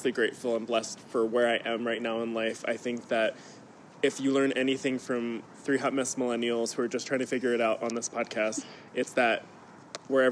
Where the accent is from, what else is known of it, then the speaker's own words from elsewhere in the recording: Baltimore, Maryland, United States; now in Las Vegas, United States; I'm from Baltimore